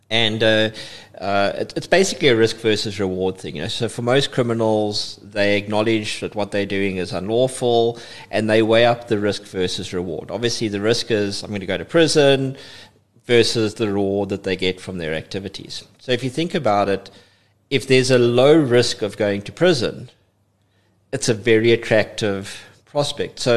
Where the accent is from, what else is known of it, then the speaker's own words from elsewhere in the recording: East London, London, United Kingdom; I'm I'm a East London boy. I would love to say I was born and bred in East London, but I spent most of my most of my life in East London